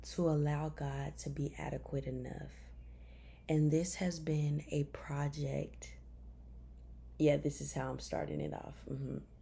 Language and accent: English; Memphis, Tennessee, United States; moved away as an adult; also born or lived in Chattanooga, Tennessee; I'm from Memphis, Tennessee. Uh, I graduated from White Station High School